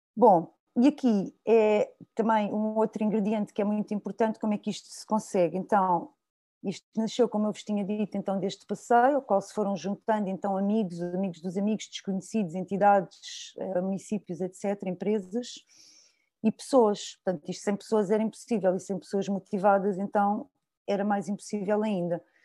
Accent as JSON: {"language": "Portuguese", "town": "Sintra", "region": "Lisbon", "country": "Portugal", "said": "sou de Sintra"}